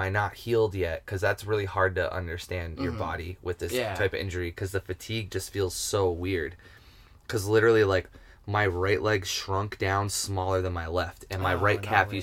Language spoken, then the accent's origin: English; Cleveland, Ohio, United States; now in Western Massachusetts, United States; I grew up in Cleveland, Ohio